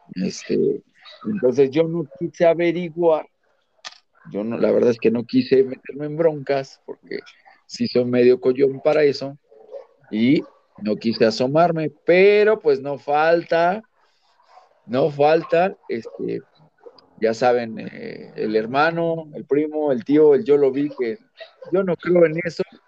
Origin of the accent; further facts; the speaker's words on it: Mexico City, Mexico; Yo soy de la Ciudad de México